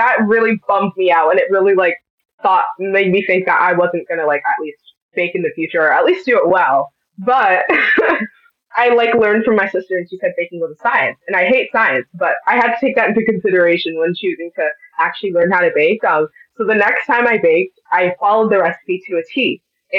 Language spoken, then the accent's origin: English; Milford, Connecticut, United States; I'm a rising senior in high school from Jonathan Law High School in Milford, Connecticut